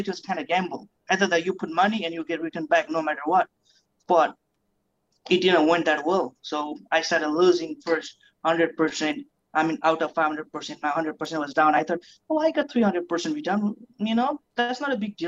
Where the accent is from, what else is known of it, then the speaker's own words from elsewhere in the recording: Nepal; also born or lived in New Zealand; now in United States; I was born back in Nepal. So I grew up in New Zealand where I spent my six years of my life. Then I came to United States